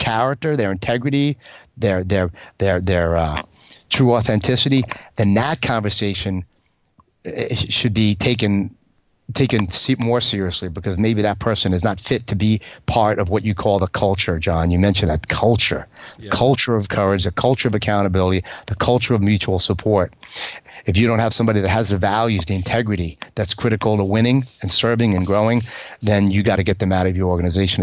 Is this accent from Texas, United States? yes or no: no; New York, United States; As a New Yorker, you know, as a fighter pilot New Yorker, hardcore